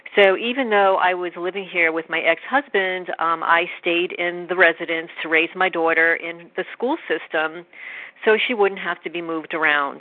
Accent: New York, United States; now in New Jersey, United States; I'm originally from New York

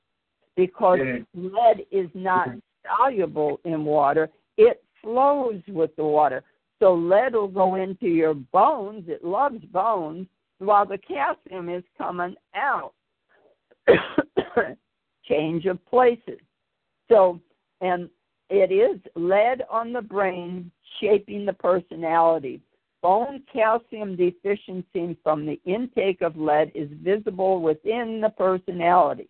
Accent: Chicago, Illinois, United States; I grew up in Chicago with the steel mills

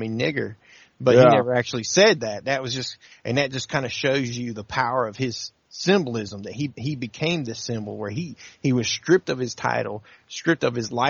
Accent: Mississippi Delta, United States; now in North Carolina, United States; I'm from real Mississippi

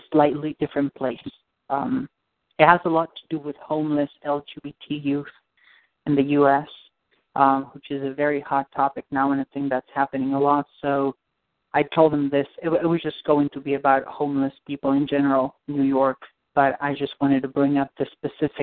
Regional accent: Argentina; moved away; I'm from Argentina

